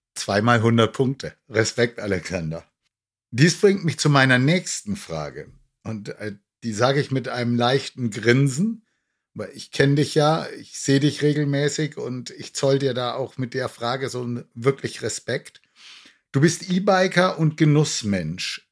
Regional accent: near Nuremberg, Franconia, Bavaria, Germany; moved away as an adult; now in Cologne, Germany; Ich bin ja nun auch gebürtiger Franke und in der Nähe von Nürnberg aufgewachsen.

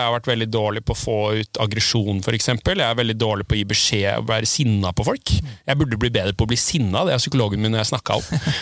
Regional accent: Tjøme, Vestfold, Norway; jeg er oppvokst på Tjøme, på andre sida av fjorden her

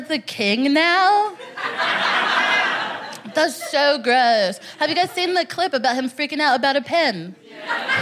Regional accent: Texas, United States; moved away as an adult; now in London, United Kingdom; I'm from Texas, personally.

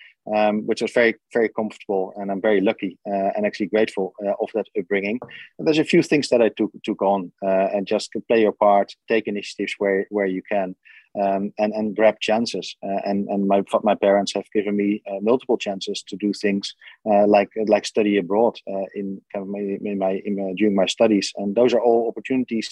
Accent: Netherlands; moved away; I grew up in the Netherlands in a relatively small village in the middle of the Netherlands.

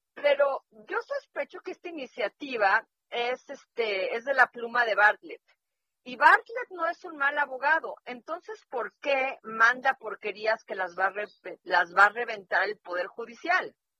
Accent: Mexico; los que acabamos en la calle de la amargura somos los mexicanos

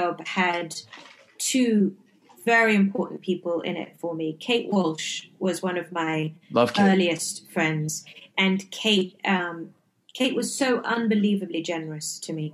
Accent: England, United Kingdom; moved away as an adult; now in Los Angeles, United States; growing up in England

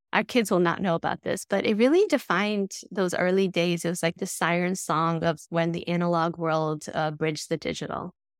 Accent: Tirana, Tirana County, Albania; moved away; I grew up in Tirana in Albania

